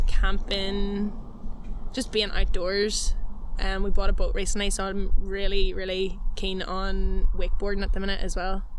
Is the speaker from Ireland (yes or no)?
yes; Donegal, Ulster, Ireland; moved away as an adult; also born or lived in Australia; now in Canada; like I was born in Donegal and I've always kind of moved around houses